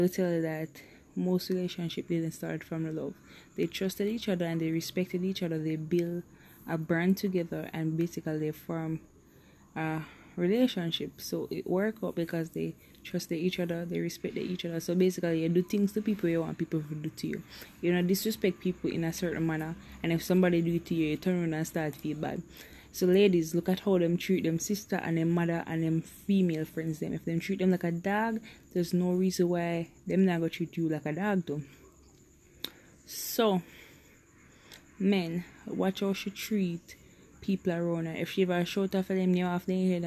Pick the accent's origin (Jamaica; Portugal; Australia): Jamaica; I'm a Jamaican, so I'll talk in my language.